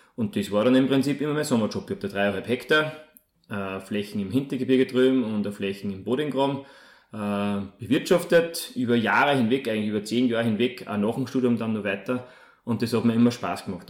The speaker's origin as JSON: {"language": "German", "town": "Molln", "region": "Upper Austria", "country": "Austria", "tie": "born or raised there", "also_born_or_lived": "Vienna / Salzburg", "said": "komme aus Mollen in Oberösterreich"}